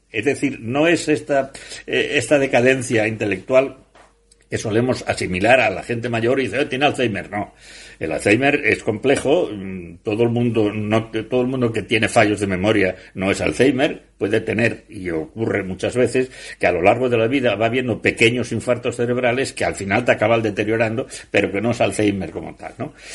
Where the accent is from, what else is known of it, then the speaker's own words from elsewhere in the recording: Asturias, Spain; yo como asturiano